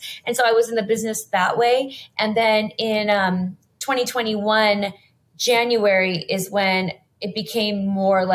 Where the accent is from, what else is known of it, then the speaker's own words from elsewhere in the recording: Los Angeles, California, United States; I grew up in Los Angeles